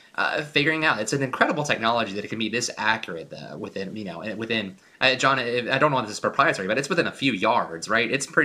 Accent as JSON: {"language": "English", "region": "Virginia", "country": "United States", "tie": "born or raised there", "said": "I grew up in Virginia."}